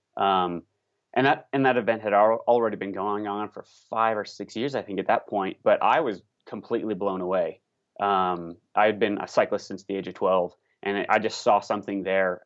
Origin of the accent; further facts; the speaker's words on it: Indiana, United States; now in Colorado, United States; I'm originally from the Midwest, so disclaimer, I'm from Indiana and I love the Midwest. I've lived in Colorado for some time now